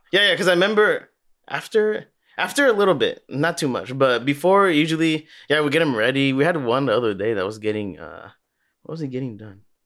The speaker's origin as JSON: {"language": "English", "town": "Los Angeles", "region": "California", "country": "United States", "tie": "born or raised there", "also_born_or_lived": "Glendale, California", "said": "we went to Granada Hills"}